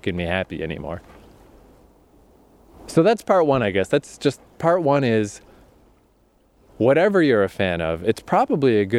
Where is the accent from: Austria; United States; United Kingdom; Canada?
Canada; Eastern Canada; this is a pretty rural area in eastern Canada